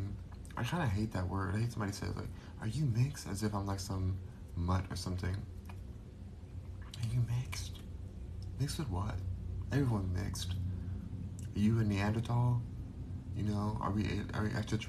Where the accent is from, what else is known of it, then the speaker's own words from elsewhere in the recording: Los Angeles, California, United States; now in Texas, United States; I am a native Los Angelian, whatever it's called, I'm born and raised there